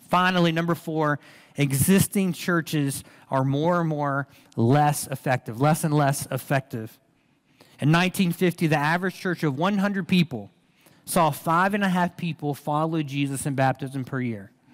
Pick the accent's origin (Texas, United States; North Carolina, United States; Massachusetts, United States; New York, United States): North Carolina, United States; Reidsville; born or raised there; also born or lived in Durham, North Carolina